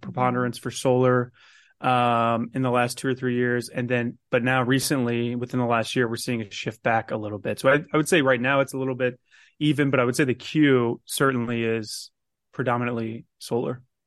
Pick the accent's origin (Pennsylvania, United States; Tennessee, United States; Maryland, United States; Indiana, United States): Indiana, United States; Carmel; I'm actually from Carmel myself, so that's my mayor